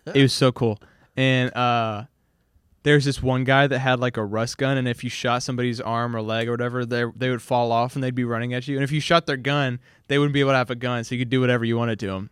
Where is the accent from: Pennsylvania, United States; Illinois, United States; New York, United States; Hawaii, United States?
Hawaii, United States; also born or lived in Louisiana; now in Shreveport, United States; I grew up, like, pretty much solely around Asian people. I was, like, the minority in Hawaii